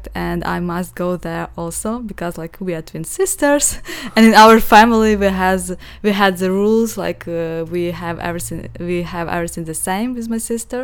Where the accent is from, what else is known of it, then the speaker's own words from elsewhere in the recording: Stryi, Lviv Oblast, Ukraine; English is a second language; moved away as an adult; now in Los Angeles, United States; I'm from Ukraine, from the little village, and I have a sister